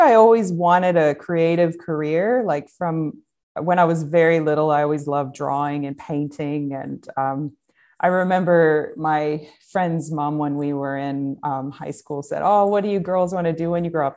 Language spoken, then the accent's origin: English; United States; growing up in America